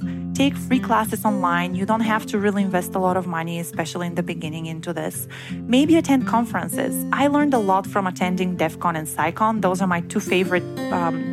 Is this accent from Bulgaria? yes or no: yes; Bulgaria; born or raised there; moved away as an adult; also born or lived in Bremen, Germany